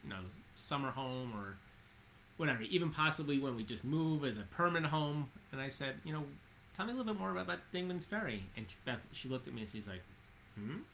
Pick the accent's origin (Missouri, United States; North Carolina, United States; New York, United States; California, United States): New York, United States; New York City; I grew up in Jamaica, Queens.